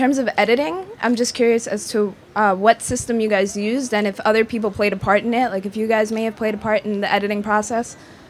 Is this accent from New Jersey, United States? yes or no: no; New York City, New York, United States; we're from New York City